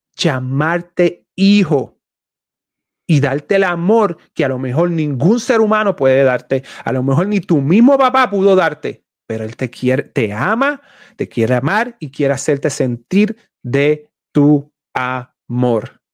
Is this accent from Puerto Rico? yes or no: yes; Puerto Rico; boricua, soy puertorriqueño